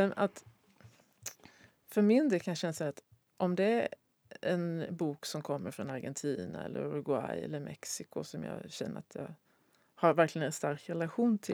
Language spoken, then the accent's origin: Swedish; Sweden; jag som svensk